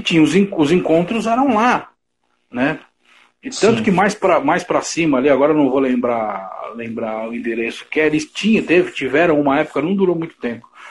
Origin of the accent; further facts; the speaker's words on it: São Paulo, Brazil; Eu sou, da sou da Zona Leste